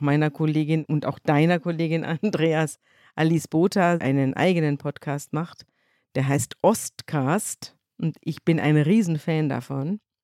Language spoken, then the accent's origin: German; Munich, Bavaria, Germany; moved away; wir sind zum ersten Mal in meiner bayerischen Landeshauptstadt, in meiner Heimat zugange